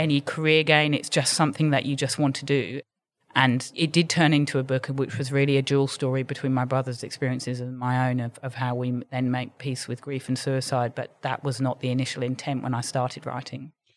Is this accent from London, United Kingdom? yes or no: yes; London, United Kingdom; moved away as an adult; now in Sydney, Australia; from living in London and growing up in London